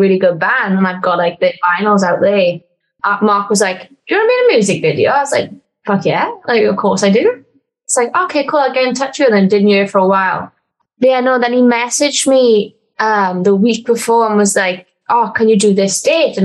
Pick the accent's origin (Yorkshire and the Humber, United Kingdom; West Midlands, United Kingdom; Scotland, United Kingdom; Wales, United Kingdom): Wales, United Kingdom; Welsh; I'm Welsh and I'm a wrestler